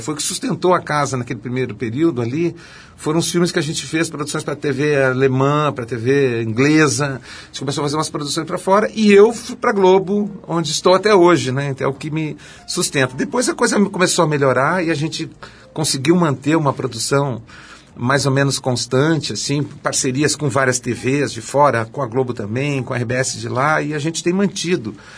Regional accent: Porto Alegre, Rio Grande do Sul, Brazil; Porto Alegre, eu, eu, eu gosto muito, eu, eu nasci a 300 metros de onde eu moro

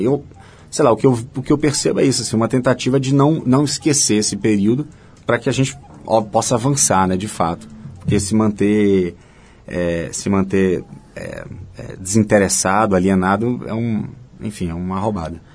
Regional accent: Salvador, Bahia, Brazil; moved away; also born or lived in Diamantina, Minas Gerais / Germany; nasci em Diamantina, em Minas saí de lá ainda bebezinho, fui morar na Alemanha por três anos, porque acompanhando meu pai que estava fazendo doutorado. Quando voltamos, voltamos de novo para Salvador

